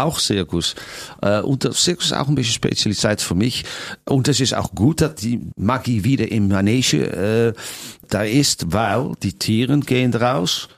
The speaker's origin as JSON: {"language": "German", "country": "Netherlands", "tie": "born or raised there", "also_born_or_lived": "Las Vegas, United States / Germany", "second_language": "German", "moved": "as an adult", "said": "nach meiner Heimat äh, Holland"}